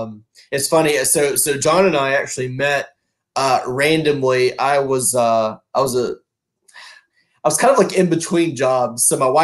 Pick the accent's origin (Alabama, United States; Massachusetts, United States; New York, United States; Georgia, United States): Alabama, United States; Birmingham; growing up in Birmingham, which you know is where I'm from